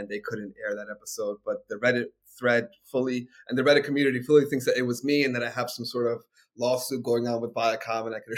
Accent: Bronx, New York, United States; I'm from the Bronx, but you guys have been through some shit.

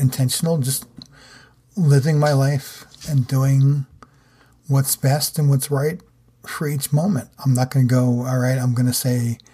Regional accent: New Jersey, United States; being from where I am in New Jersey, or where I grew up in New Jersey

